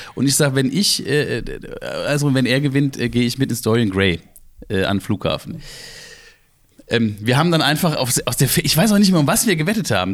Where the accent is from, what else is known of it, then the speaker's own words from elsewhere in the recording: Ingelheim, Rhineland-Palatinate, Germany; bei uns in Ingelheim in der Fasnacht, wo wir angefangen haben